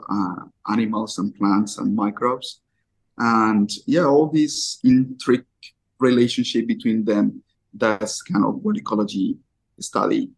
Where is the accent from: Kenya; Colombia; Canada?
Colombia; also born or lived in Japan; I'm from Colombia.